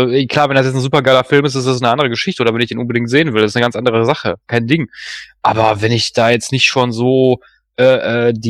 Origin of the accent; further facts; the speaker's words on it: Duisburg, North Rhine-Westphalia, Germany; born there; bin ja gebürtiger Duisburger, das liegt ja da in der Nähe von Düsseldorf